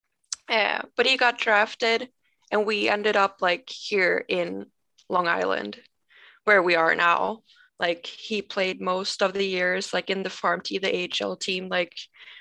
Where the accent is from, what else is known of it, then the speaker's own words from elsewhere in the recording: Umeå, Västerbotten County, Sweden; English is a second language; moved away as an adult; now in United States; In Sweden, I live like both me and my husband. We were born in Umeå. We met there 2010 when we were like 14 and 15.